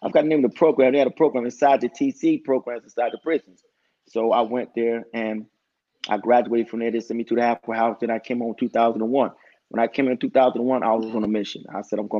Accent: Newark, New Jersey, United States; I'm from Newark, New Jersey

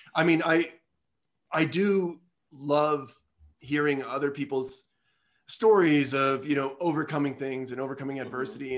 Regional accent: Midwest, United States; I'm a Midwesterner

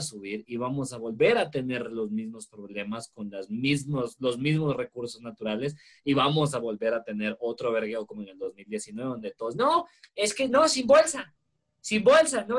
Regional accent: Guatemala; acá en Guatemala

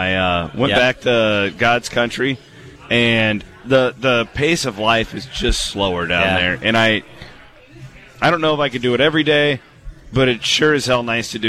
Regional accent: Iowa, United States; But I would say there's 5,000 people in my hometown. I would say 50 to 60% is Nebraska.

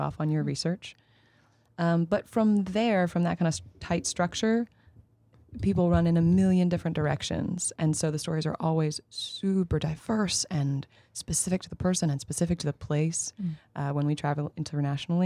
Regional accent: just north of New York City, United States; I am a New Yorker, born and raised, but technically I'm from just north of the city

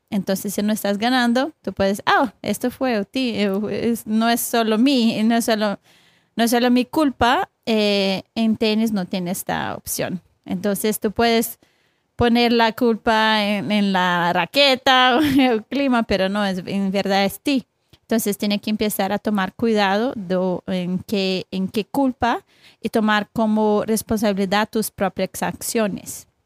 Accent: Brazil; Spanish is a second language; moved away as an adult; now in United States; Yo soy de Brasil. Entonces yo yo estuve aquí hasta, ya tiene como 11 años en Estados Unidos

